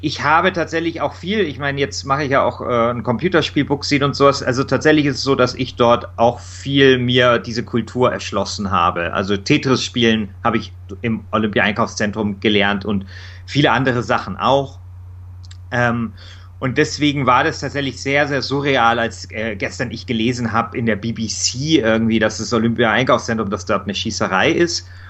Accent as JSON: {"language": "German", "town": "Munich", "region": "Bavaria", "country": "Germany", "tie": "born or raised there", "said": "Ich bin dort in Mosach groß geworden. Es ist so ein ja, Arbeiterviertel, ein bisschen so im Münchner Norden"}